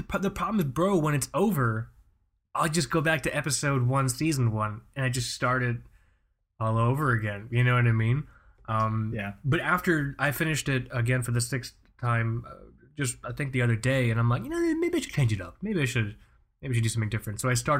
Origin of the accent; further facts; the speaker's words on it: Florida, United States; born there; accent: neutral television accent; My parents are from Pakistan, but I was born here in Florida, which is why I guess I don't have an accent, or at least I have a neutral television accent because I was raised by the television.